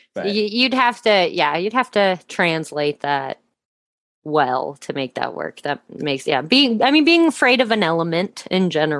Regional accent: Midwest, United States; because I grew up in the Midwest, was around tornadoes a lot.

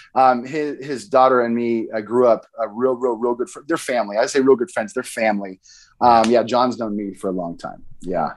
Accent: Boise, Idaho, United States; I grew up in Boise

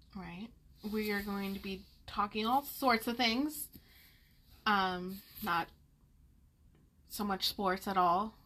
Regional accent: Las Vegas, Nevada, United States; I grew up in Vegas

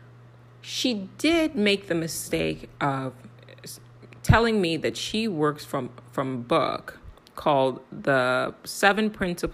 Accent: Nigeria; I'm also Nigerian.

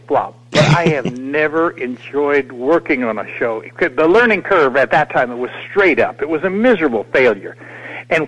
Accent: Portales, New Mexico, United States; moved away; I grew up in Portales, New Mexico

